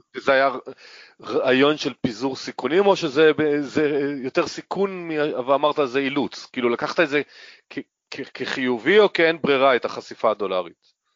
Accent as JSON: {"language": "Hebrew", "region": "Northern Israel", "country": "Israel", "said": "גם אני צפוני"}